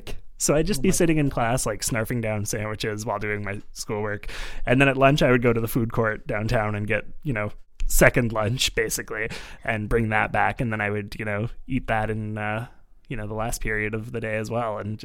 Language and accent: English; Montreal, Quebec, Canada; I grew up in Montreal, which is like a weird part of Canada that's kind of French.